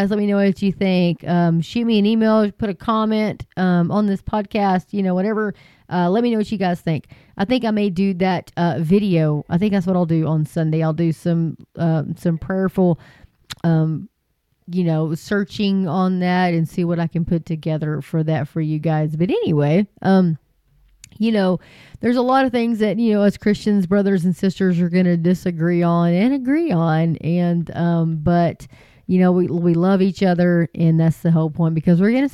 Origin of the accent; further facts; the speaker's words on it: Hart, Texas, United States; moved away; I'm originally from Hart, Texas